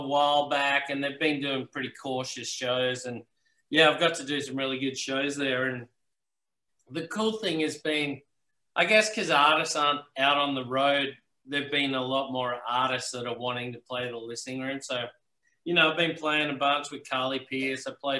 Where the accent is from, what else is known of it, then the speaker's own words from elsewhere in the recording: Melbourne, Victoria, Australia; born there; I was born in Melbourne too, which is so not a country music place.